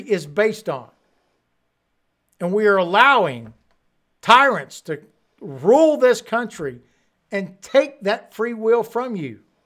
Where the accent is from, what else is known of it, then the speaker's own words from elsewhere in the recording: United States; it's not the same America that I grew up